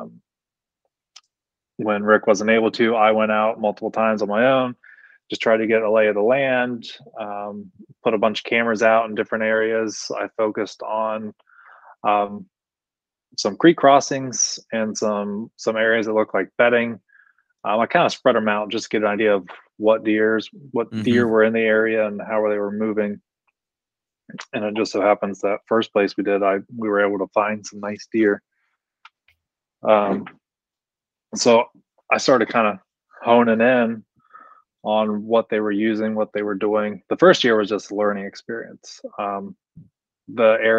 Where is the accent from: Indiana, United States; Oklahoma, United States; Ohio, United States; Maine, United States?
Ohio, United States; moved away as an adult; also born or lived in Northern Kentucky; now in Kentucky, United States; I'm originally from Ohio. I grew up hunting Ohio